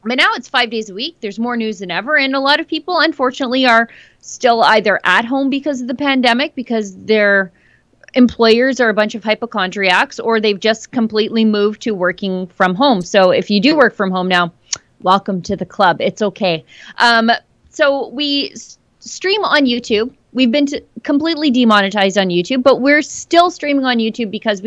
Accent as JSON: {"language": "English", "town": "Fort Saskatchewan", "region": "Alberta", "country": "Canada", "said": "I'm from Fort Saskatchewan. We don't have escalators here"}